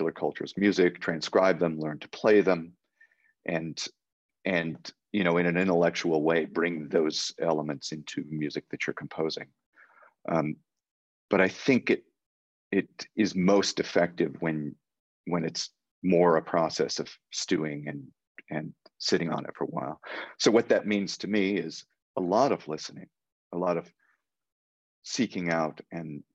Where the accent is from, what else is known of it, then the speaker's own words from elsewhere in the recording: United States; I'm an American. I grew up here